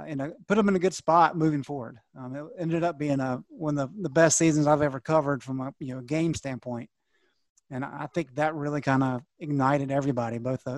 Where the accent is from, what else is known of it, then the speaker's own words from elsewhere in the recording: Gastonia, North Carolina, United States; I'm from Gastonia.